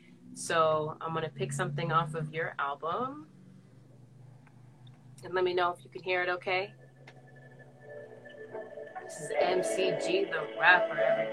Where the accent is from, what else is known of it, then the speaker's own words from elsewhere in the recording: San Francisco, California, United States; also born or lived in Seattle; That's where I'm from. I'm from San Francisco.